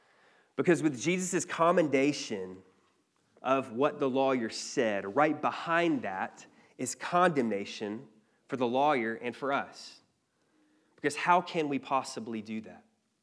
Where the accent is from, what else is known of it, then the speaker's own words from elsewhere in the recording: Cleveland, Georgia, United States; I don't know if you're familiar with the North Georgia terrain, but But growing up in Cleveland, there wasn't really much